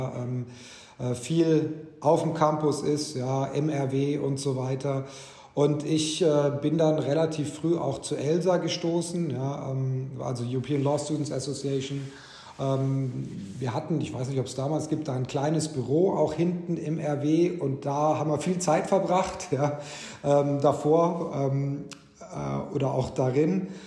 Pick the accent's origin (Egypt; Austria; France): Egypt; Cairo, Cairo Governorate; moved away; also born or lived in Ulm, Germany / Bavarian Swabia, Germany; Ich bin dort aber nicht aufgewachsen, ich bin geboren in Ulm. Meine Kindheitsjahre, die ersten, waren in Bayerisch-Schwaben in der Nähe von Augsburg. Bin aber dann äh, aus familiären Gründen in Ägypten gelandet. Äh, also bin den Großteil meiner Jugend und Kindheit habe ich in Kairo verbracht